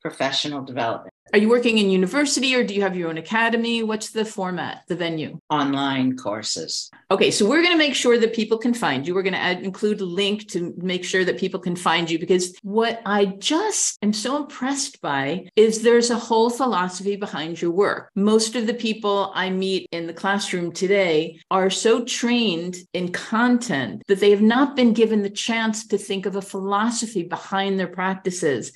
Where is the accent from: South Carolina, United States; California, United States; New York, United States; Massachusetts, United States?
New York, United States; moved away; the longer I live abroad, I'm from New York